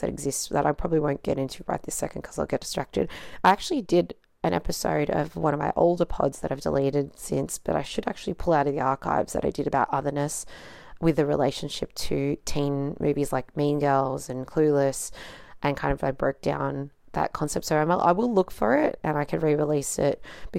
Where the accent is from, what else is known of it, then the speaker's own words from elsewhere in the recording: Australia; being born in Australia, but like being raised by non-Australians